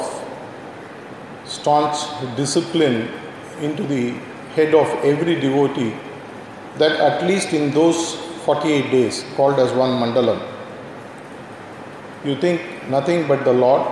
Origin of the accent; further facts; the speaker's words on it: Tamil Nadu, India; Having been brought up in this culture, right from my childhood days